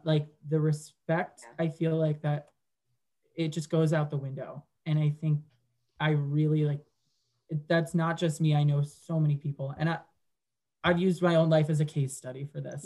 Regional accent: Westchester, New York, United States; moved away as an adult; I grew up and lived in Westchester until literally August of this year

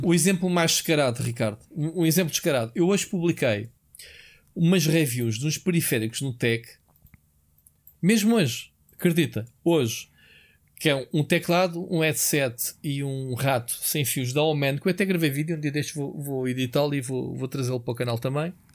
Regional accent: Portugal; somos tugas

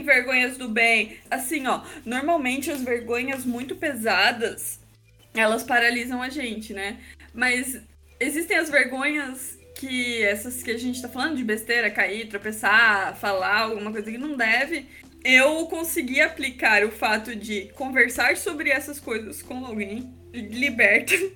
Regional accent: Santa Catarina, Brazil; vim de Santa Catarina também

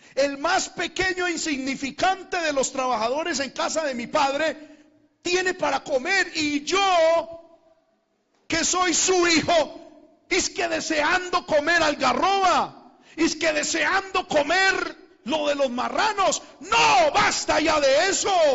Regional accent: Medellín, Antioquia, Colombia; moved away; mi tierra, a Medellín

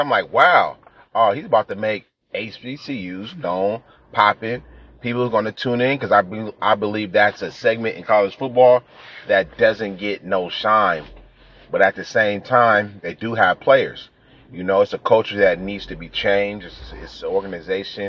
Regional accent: California, United States; I'm from California

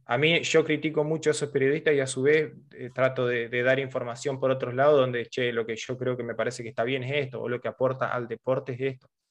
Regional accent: Argentina

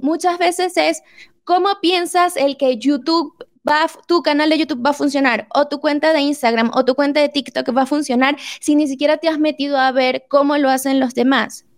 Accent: Venezuela; now in Mexico; aquí en México, yo soy venezolana y me quedé en México

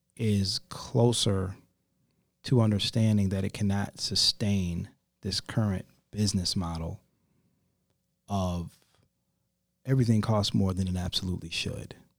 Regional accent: Rockford, Illinois, United States; moved away as an adult; now in Charlotte, United States; my hometown and, um, one of the, uh, state representatives of Rockford, Illinois

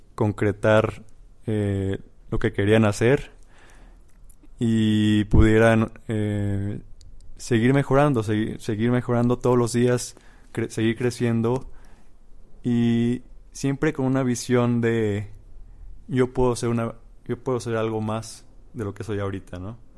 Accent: Mexico; soy eh, un mexicano de 25 años

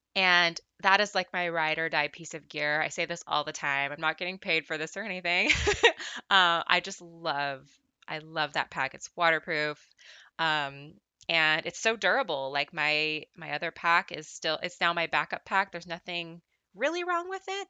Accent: Southern California, United States; I'm from Southern California, uh, born and raised, I've never lived anywhere else.

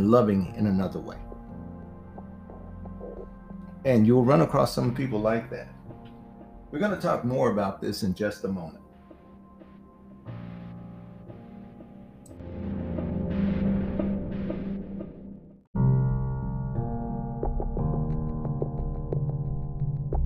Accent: United States; also born or lived in Las Vegas; us African Americans

